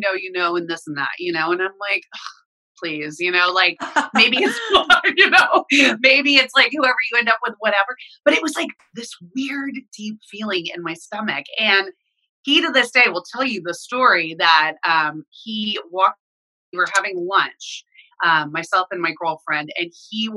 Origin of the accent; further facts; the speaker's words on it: Dallas, Texas, United States; moved away as an adult; also born or lived in New York / Los Angeles; I'm originally from Dallas. So they convinced me to move back home to Dallas